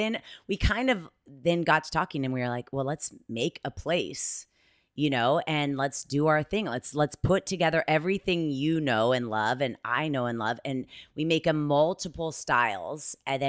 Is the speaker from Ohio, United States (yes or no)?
yes; Columbus, Ohio, United States; I'm from Columbus.